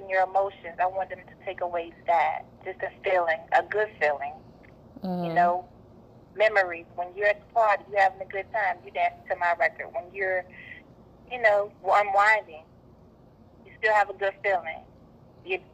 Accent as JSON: {"language": "English", "region": "North Carolina", "country": "United States", "tie": "born or raised there", "also_born_or_lived": "Virginia", "said": "I was born in Virginia, raised in North Carolina"}